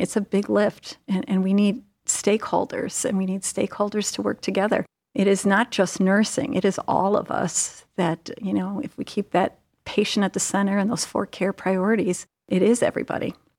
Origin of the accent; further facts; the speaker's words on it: Cleveland, Ohio, United States; I am from the Cleveland area